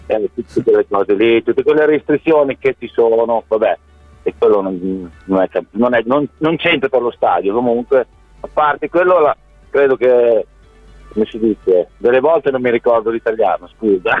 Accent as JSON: {"language": "Italian", "town": "Bologna", "region": "Emilia-Romagna", "country": "Italy", "tie": "born or raised there", "moved": "as an adult", "lives_now": "Australia", "said": "sono nato a Bologna, tifoso bolognese da, da quando sono piccolo piccolo, avevo 8 anni"}